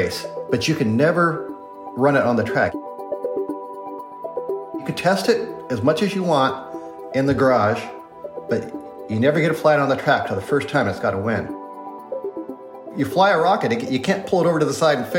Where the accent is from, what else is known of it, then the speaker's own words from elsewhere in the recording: St. Maries, Idaho, United States; I grew up in St. Mary's, Idaho